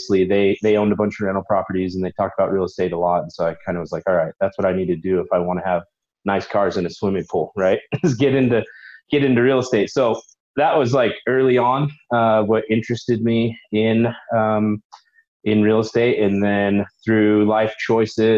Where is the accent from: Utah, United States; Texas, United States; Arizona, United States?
Utah, United States; Utah. So born and raised in Utah. I went to Granger High